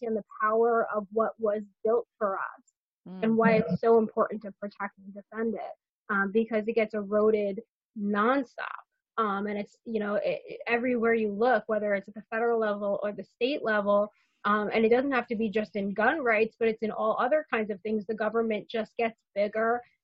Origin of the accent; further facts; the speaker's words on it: Westchester County, New York, United States; I grew up in Westchester County, New York, which is the first county right north of New York City